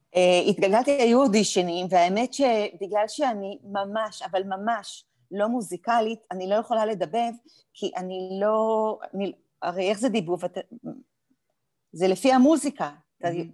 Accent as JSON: {"language": "Hebrew", "town": "Afula", "region": "Northern District", "country": "Israel", "tie": "born or raised there", "said": "היינו יחד בעמק יזרעאל, גדלנו"}